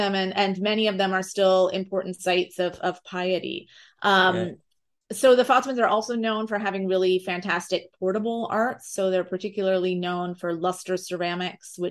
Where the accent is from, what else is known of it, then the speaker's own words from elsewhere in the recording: United States; as an American